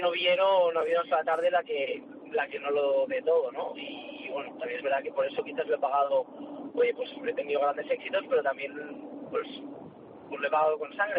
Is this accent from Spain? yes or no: yes; Valencia, Valencian Community, Spain; tenía que ser mi tierra